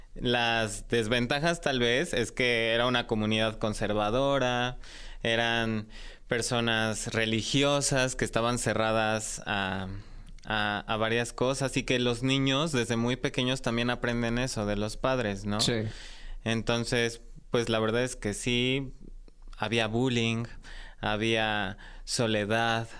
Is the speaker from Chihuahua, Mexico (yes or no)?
no; Mexico City, Mexico; yo nací aquí en la Ciudad de México y crecí en una familia tradicional